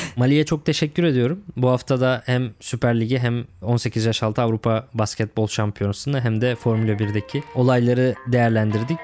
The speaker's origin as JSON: {"language": "Turkish", "town": "Lüleburgaz", "region": "Kırklareli", "country": "Turkey", "said": "ben de Lüleburgazlıyım. Edirne Lüleburgaz bizim oralar var."}